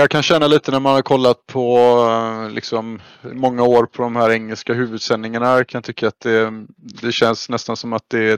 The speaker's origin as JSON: {"language": "Swedish", "country": "Sweden", "said": "som, som svensk är det ju lätt att, att trilla dit med CS."}